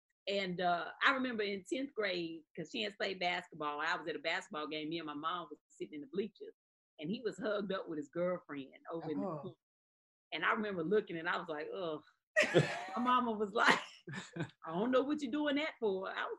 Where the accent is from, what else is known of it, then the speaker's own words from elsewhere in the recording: Eden, North Carolina, United States; Yeah, Eden, North Carolina.